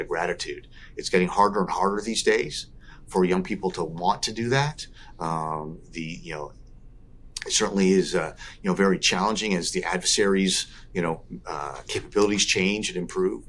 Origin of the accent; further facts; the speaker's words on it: Southern California, United States; as a young kid growing up in Southern California